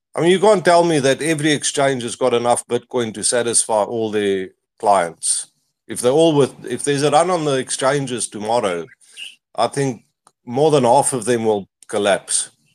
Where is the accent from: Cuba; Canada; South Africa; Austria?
South Africa; I'm from South Africa